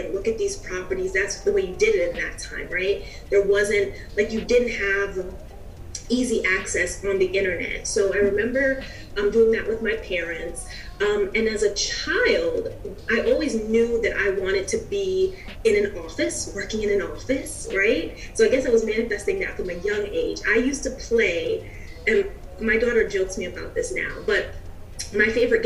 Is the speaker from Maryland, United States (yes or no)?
no; New York City, New York, United States; I'm originally from New York, from the Bronx.